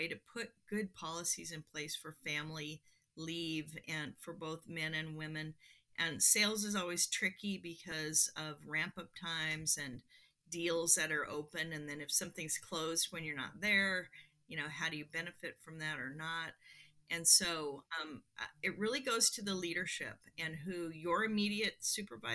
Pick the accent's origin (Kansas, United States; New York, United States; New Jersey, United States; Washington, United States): Washington, United States; Seattle; I grew up in Seattle